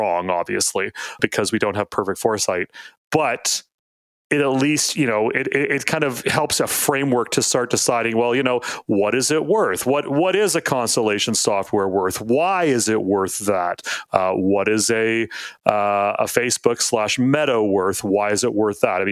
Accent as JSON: {"language": "English", "country": "Canada", "said": "I'm a Canadian."}